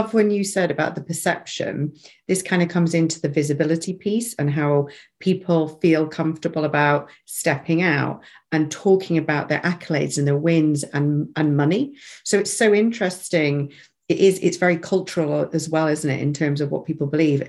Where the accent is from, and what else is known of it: England, United Kingdom